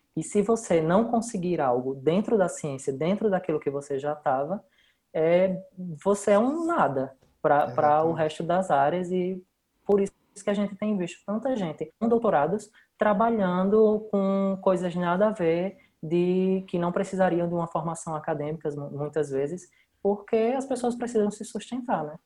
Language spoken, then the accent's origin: Portuguese; Brazil; moved away as an adult; eu saí do Brasil